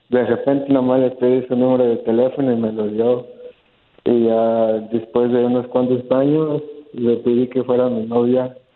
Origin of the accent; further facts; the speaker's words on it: Dallas, Texas, United States; Yo soy de Dallas.